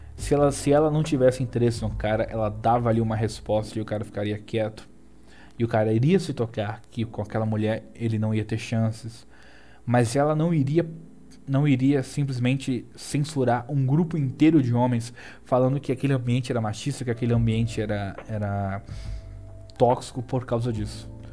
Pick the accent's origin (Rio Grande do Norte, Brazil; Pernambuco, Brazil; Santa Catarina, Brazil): Rio Grande do Norte, Brazil; Natal; Eu também sou do Nordeste, eu sou de Natal